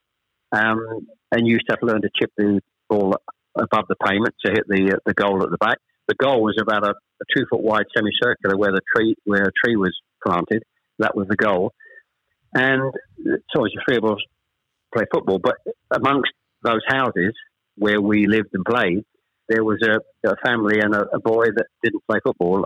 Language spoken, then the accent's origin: English; Chelmsford, East of England, United Kingdom; also born or lived in Ashton-under-Lyne, Greater Manchester; We actually moved south from Manchester. I was born in Ashton-under-Lyne. We actually moved south to Chelmsford when I was probably